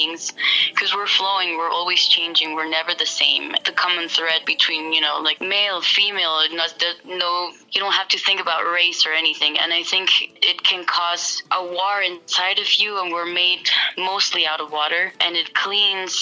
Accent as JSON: {"language": "English", "town": "Guatemala City", "region": "Guatemala Department", "country": "Guatemala", "said": "I'm actually in my home country, Guatemala."}